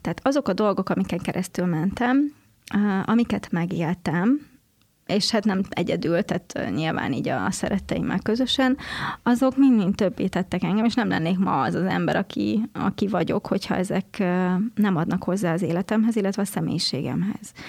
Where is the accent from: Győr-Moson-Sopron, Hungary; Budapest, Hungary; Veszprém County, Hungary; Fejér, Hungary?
Fejér, Hungary; Székesfehérvár; Én Székesfehérváron nőttem fel, egy szerető családban